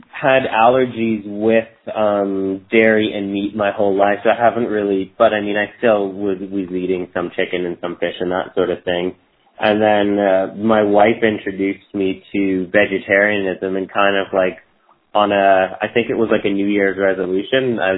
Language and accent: English; Toronto, Ontario, Canada; moved away as an adult; also born or lived in Tofino, British Columbia; now in Victoria, Canada; I grew up in Toronto, Ontario, Canada, and I moved to the West Coast probably about 15, 16 years now, and just been basically living the dream. I lived in Tofino with my wife for about four years.